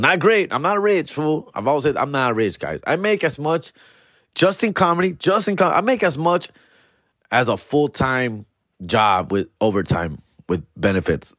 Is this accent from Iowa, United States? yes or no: no; Huntington Park, California, United States; H P, my hometown